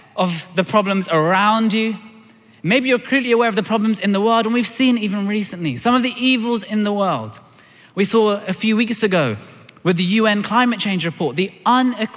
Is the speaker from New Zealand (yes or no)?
no; London, United Kingdom; I was born in Tooting in Southwest London.